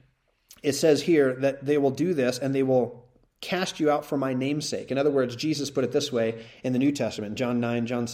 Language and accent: English; Utah, United States; I grew up in Utah, Mormon country